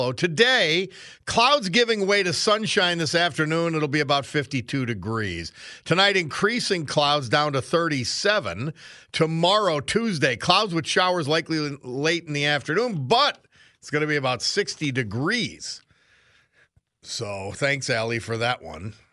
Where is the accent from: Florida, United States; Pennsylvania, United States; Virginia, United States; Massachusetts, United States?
Pennsylvania, United States; Hey, I'm from Pennsylvania. We don't go for some of this craziness.